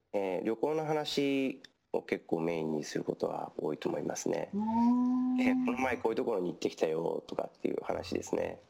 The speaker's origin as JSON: {"language": "Japanese", "region": "Tokyo", "country": "Japan", "tie": "born or raised there", "moved": "as an adult", "lives_now": "Los Angeles, United States", "said": "僕はもともと東京で育ったんですけれども"}